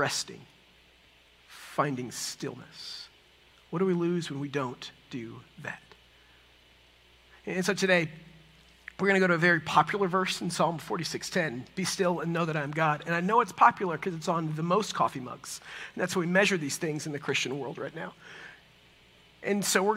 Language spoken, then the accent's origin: English; Texas, United States; also born or lived in San Francisco; I'm from Texas